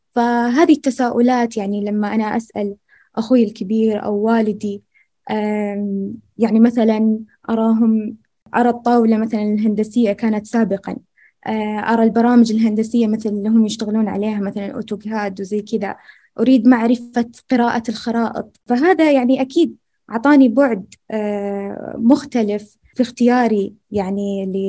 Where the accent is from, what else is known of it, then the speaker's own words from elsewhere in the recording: rural Al-Ahsa, Eastern Province, Saudi Arabia; أني أنا من المملكة العربية السعودية وقدمت من أرياف الأحساء